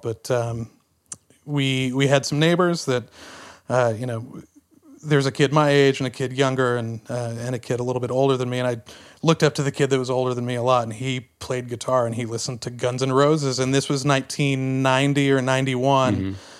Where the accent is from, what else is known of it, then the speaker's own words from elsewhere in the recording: Tyler, Texas, United States; Growing up in Tyler, Texas, which was about a hundred miles east of Dallas